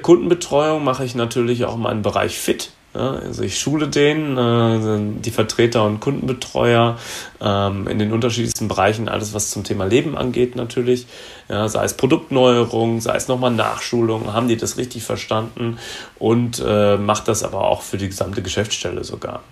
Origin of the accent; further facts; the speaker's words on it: Gütersloh, North Rhine-Westphalia, Germany; now in Frankfurt, Germany; komme gebürtig aus Gütersloh, das ist in Nordrhein-Westfalen und wohne zurzeit in Frankfurt in Hesse